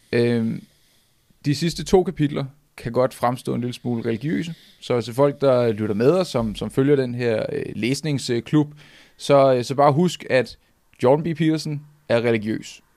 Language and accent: Danish; Nivå, Capital Region of Denmark, Denmark; jeg kommer fra Niveau, og jeg er øh, 12 år